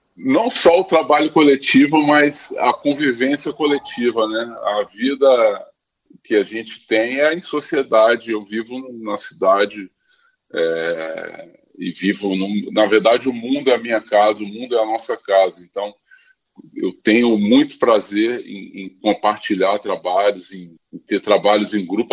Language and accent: Portuguese; Brasília, Federal District, Brazil; moved away as an adult; also born or lived in Paris; now in Rio de Janeiro, Brazil; eu nasci no Rio, mas com 11 meses fui para Brasília.